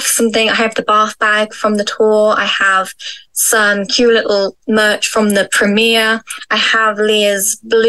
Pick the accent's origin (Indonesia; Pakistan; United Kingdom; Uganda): United Kingdom; England; I'm from England.